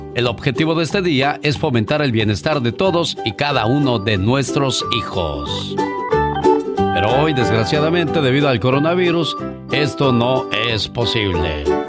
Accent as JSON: {"language": "Spanish", "region": "Oaxaca", "country": "Mexico", "moved": "yes", "said": "un día salí de Oaxaca, pero Oaxaca nunca salió de mí"}